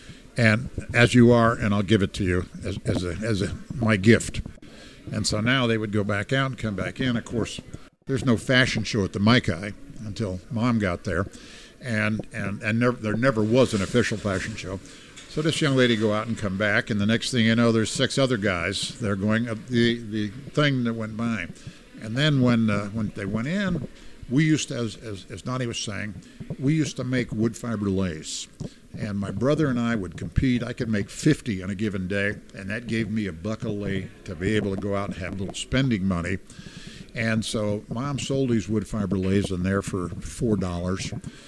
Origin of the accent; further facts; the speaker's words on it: Hawaii, United States; So I'm from Hawaii … that's for you.